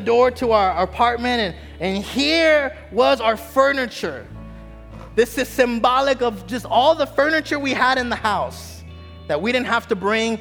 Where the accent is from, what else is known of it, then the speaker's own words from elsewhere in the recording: Texas, United States; moved away; also born or lived in Miami, Florida; I'm originally from Texas, but we were living in Miami